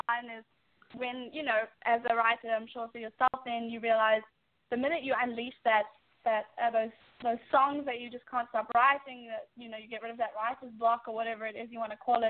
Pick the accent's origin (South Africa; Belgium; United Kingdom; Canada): South Africa; now in New York, United States; I'm from such a different country and I'm very proud of my roots